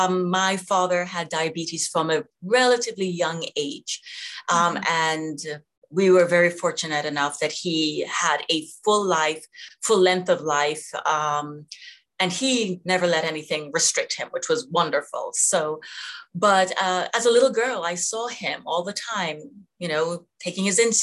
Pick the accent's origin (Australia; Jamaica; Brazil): Jamaica; I was born in Jamaica. Mm-hmm. And have fond memories. Went to high school there, actually.